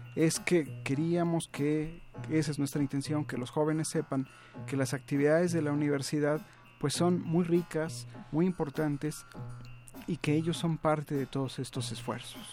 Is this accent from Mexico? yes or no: yes; Mexico; como mexicano